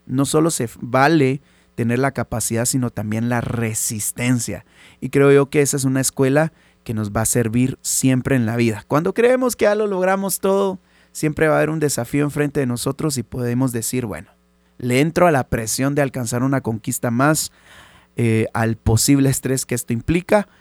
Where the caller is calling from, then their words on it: Guatemala; saludos desde Guate